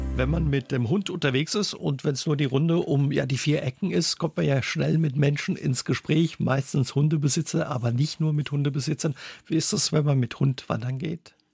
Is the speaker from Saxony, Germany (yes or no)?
no; Saarland, Germany; bei uns im Saarland